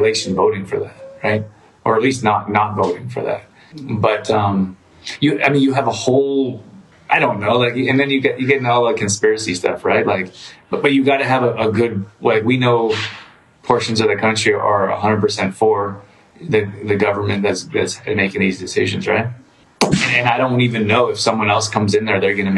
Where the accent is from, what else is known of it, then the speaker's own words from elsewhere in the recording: Calgary, Alberta, Canada; I grew up in Calgary